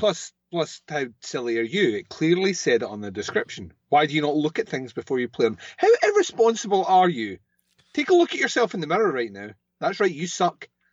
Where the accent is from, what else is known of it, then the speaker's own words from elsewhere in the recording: Scotland, United Kingdom; I'm Scottish